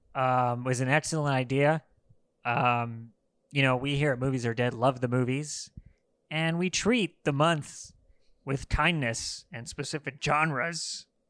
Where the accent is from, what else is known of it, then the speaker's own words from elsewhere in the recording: Los Angeles, California, United States; I'm from Los Angeles